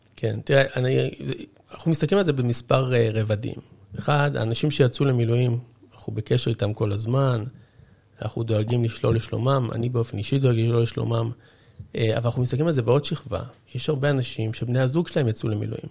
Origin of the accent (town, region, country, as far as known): Israel